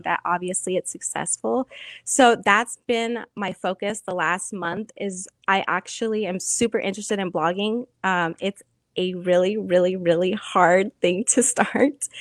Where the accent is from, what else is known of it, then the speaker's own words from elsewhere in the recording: New Mexico, United States; moved away as an adult; now in Tucson, United States; I'm originally from New Mexico